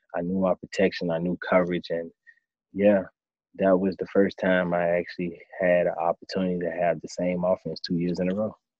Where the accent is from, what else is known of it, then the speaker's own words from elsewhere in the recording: Miami, Florida, United States; now in Tampa, United States; in Miami, my hometown.